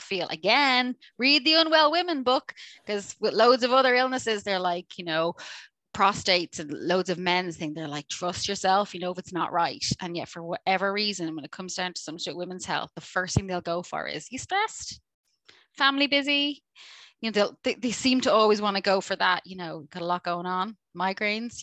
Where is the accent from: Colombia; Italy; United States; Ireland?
Ireland; I'm Irish.